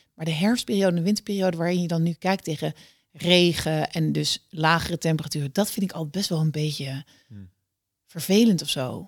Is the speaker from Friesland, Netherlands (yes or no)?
no; Nijmegen, Gelderland, Netherlands; ik ben in Nijmegen opgegroeid